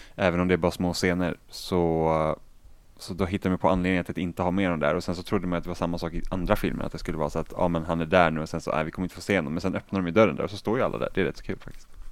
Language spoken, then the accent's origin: Swedish; Finland; jag är finlandssvensk också så jag kan inte svenska språket ordentligt